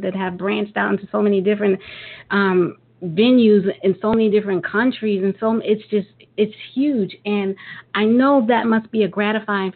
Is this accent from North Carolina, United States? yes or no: no; New York City, New York, United States; I'm originally from Brooklyn